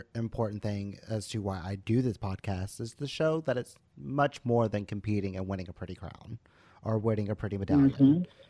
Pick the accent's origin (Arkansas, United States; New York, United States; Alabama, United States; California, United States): Arkansas, United States; so I come from Arkansas.